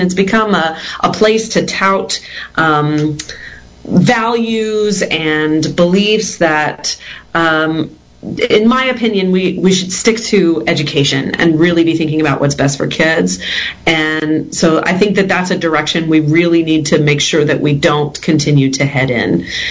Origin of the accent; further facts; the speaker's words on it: Texas, United States; I grew up in Texas. I'm a homegrown Texan